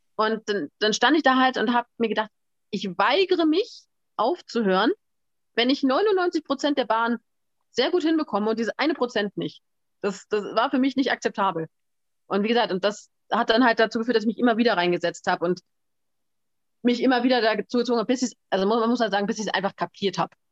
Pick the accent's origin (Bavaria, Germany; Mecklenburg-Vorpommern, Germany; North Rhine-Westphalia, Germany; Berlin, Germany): Berlin, Germany; ich komme ja aus Berlin